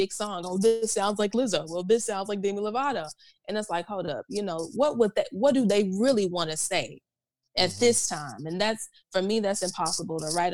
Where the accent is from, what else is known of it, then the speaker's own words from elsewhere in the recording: the South, United States; Growing up in the South